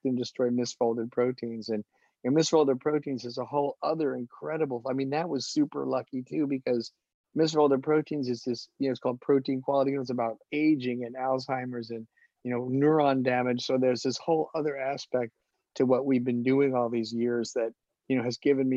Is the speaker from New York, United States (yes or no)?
yes; New York, United States; moved away; my people are all from New York. I'm from New York.